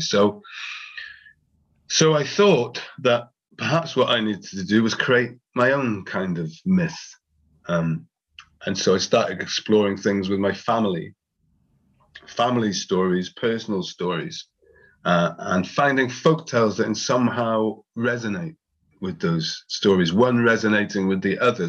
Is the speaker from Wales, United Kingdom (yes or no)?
yes; Wales, United Kingdom; my actual experience of growing up in Wales